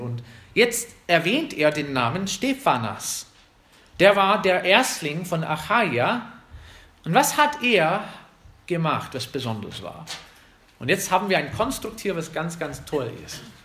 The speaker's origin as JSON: {"language": "German", "country": "United States", "second_language": "German", "moved": "yes", "lives_now": "Germany", "said": "uns als Amerikaner"}